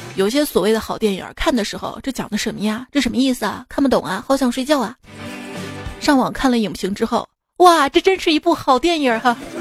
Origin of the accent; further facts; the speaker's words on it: Xi'an, Shaanxi, China; 我们西安嘛